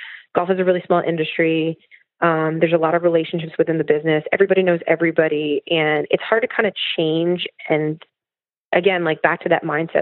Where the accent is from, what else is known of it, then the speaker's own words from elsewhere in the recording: Poughkeepsie, New York, United States; I'm a kid from Poughkeepsie